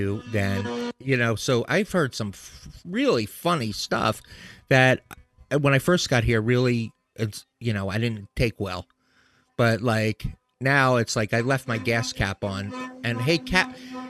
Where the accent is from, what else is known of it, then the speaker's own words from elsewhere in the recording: Maryland, United States; now in Boston, United States; I'm from Maryland.